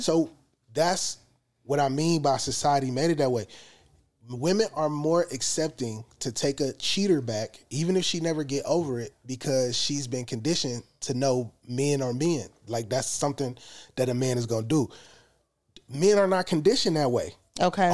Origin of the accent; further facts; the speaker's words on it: United States; we as American black people